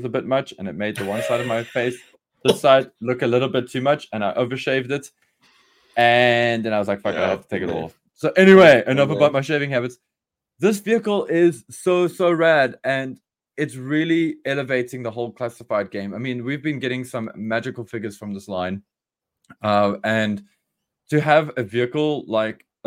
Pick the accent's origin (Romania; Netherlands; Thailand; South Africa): South Africa; We are South Africans